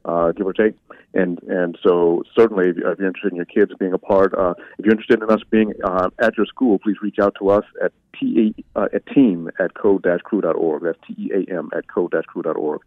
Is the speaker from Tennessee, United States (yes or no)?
yes; Memphis, Tennessee, United States; my father's from Nigeria, but I'm from South Memphis